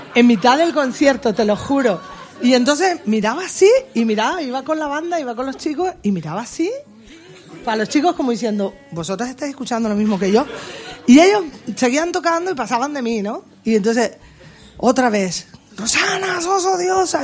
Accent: Spain; mi tierra, en España

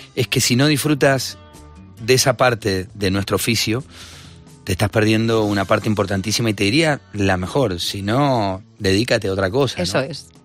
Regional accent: Argentina; Que también crecí Vos sabés que en Argentina hay una influencia del rock y del pop muy grande

